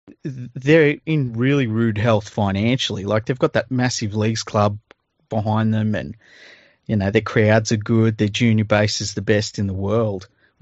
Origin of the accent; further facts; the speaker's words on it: Cowra, New South Wales, Australia; When I was a kid growing up in Cowra in the 1970s